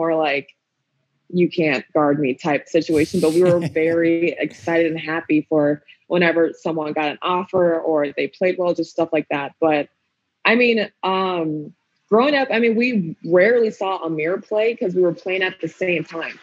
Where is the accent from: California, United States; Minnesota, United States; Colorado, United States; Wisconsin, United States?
Minnesota, United States; Minneapolis; I'm from Minneapolis, Minnesota. I was in the Hopkins district, so I ended up going to Hopkins for high school.